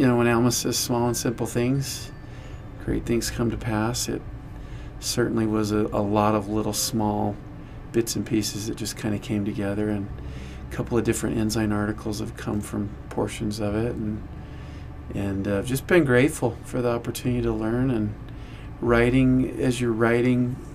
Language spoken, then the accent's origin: English; Layton, Utah, United States; I grew up in Layton, Utah